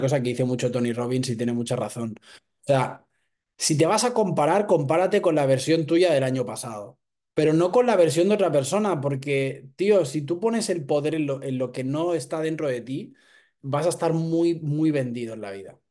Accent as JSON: {"language": "Spanish", "town": "Barcelona", "region": "Catalonia", "country": "Spain", "said": "Soy un chico de Barcelona"}